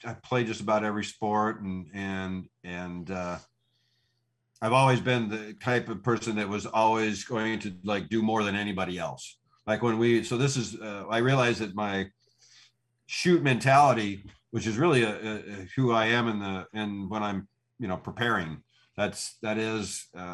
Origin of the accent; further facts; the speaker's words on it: Coeur d'Alene, Idaho, United States; I grew up in Idaho in Pacific Northwest